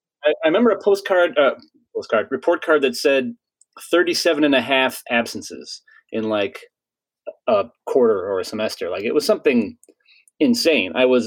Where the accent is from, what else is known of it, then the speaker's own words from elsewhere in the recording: Chicago, Illinois, United States; So I sort of grew up all over the North Side.